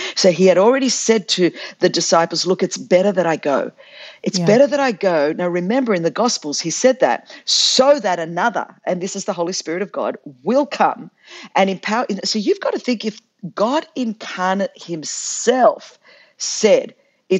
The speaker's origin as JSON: {"language": "English", "country": "Australia", "tie": "born or raised there", "said": "I'm like a Greek Australian chick"}